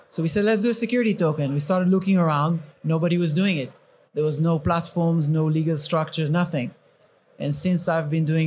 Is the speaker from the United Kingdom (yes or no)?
yes; England, United Kingdom; I'm from England